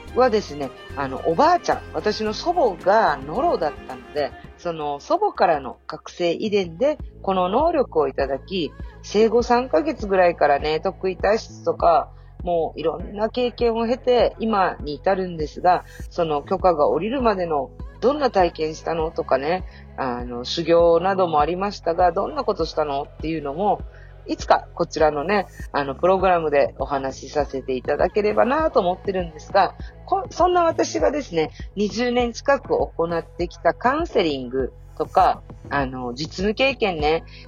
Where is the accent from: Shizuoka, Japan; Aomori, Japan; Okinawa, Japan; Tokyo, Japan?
Okinawa, Japan; now in Illinois, United States; は沖縄生まれ、沖縄育ち、現在はアメリカはね、真ん中の方にあります、イリノイ州に住んでおります